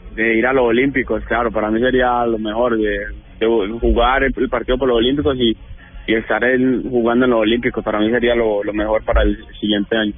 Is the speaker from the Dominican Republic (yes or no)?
no; Colombia; now in Italy; soy colombiano